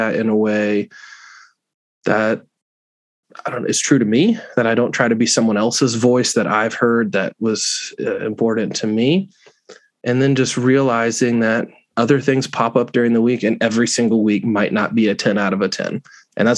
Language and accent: English; Florida, United States; You and I growing up in Florida